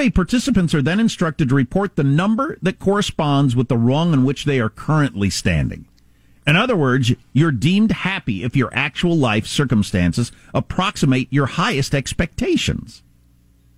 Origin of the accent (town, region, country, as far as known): South Dakota, United States; moved away